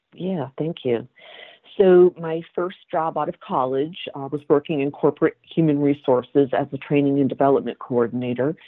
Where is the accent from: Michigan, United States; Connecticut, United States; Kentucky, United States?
Connecticut, United States; also born or lived in Massachusetts; I grew up in Connecticut